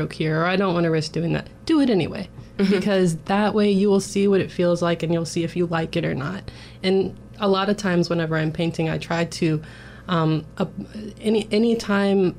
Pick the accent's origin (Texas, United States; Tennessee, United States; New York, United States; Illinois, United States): Tennessee, United States; Chattanooga; I grew up in Chattanooga, Tennessee